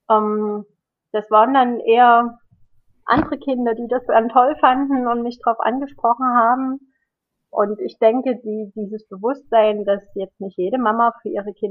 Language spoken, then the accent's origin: German; Germany; Ich bin ja ein Kind in der, als Kind in der DDR aufgewachsen und wenn wir da Bücher aus den alten Bundesländern bekommen haben, die waren dann nochmal ein ganz besonderer Schatz.